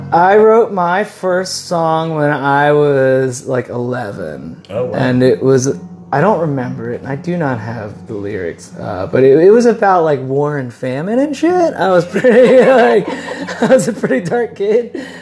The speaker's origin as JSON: {"language": "English", "town": "York", "region": "Pennsylvania", "country": "United States", "said": "I'm a songwriter from York, Pennsylvania."}